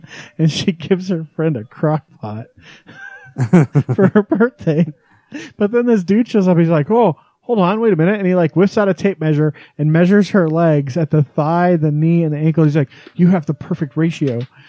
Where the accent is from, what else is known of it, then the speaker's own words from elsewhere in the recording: Wyoming, United States; now in Utah, United States; when I was a kid growing up in Podunk, Wyoming